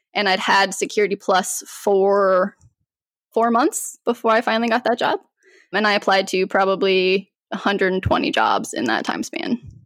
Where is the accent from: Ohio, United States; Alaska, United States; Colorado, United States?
Colorado, United States; moved away as an adult; now in North Carolina, United States; I'm originally from Colorado, so moved to North Carolina